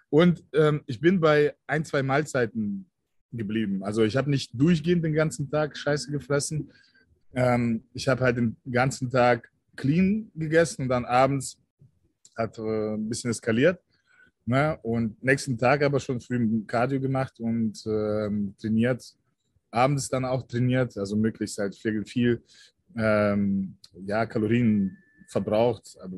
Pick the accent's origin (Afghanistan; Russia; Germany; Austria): Russia; born there; Also meine Wurzeln liegen tatsächlich in Deutschland, aber ähm, ich bin in Russland geboren. Ich bin sogenannte Deutsch-Russe.